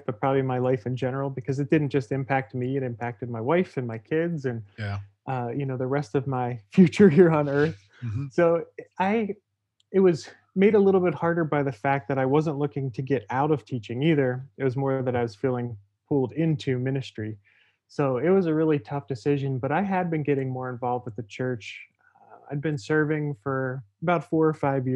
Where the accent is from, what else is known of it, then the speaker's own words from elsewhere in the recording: Pittsburgh, Pennsylvania, United States; moved away as an adult; now in Edinboro, United States; I grew up in the Pittsburgh area in the suburbs